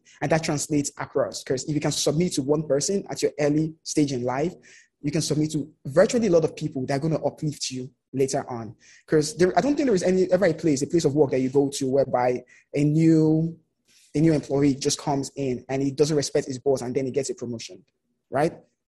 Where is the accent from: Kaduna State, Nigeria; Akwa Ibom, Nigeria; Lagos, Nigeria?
Lagos, Nigeria; Yeah, I'm from Lagos.